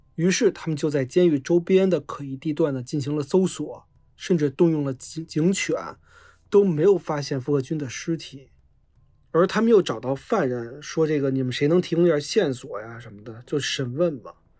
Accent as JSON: {"language": "Chinese", "region": "Beijing", "country": "China", "tie": "born or raised there", "said": "我老家是大兴的，然后我，我，我是山五的城四区的嘛"}